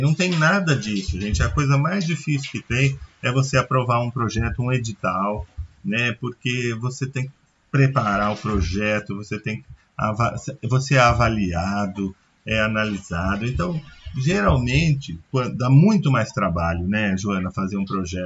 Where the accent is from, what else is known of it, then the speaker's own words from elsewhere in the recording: Brazil; a gente é brasileiro